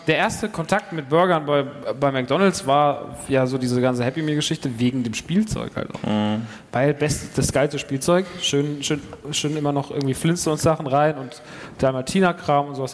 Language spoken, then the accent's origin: German; near Frankfurt, Hesse, Germany; moved away; ich komme ja ursprünglich aus der Nähe von Frankfurt, nicht aus Frankfurt